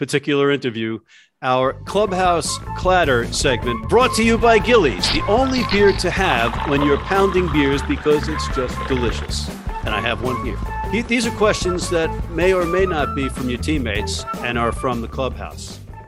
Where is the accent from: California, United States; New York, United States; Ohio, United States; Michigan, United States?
New York, United States; I'm on the East Coast and I'm a New Yorker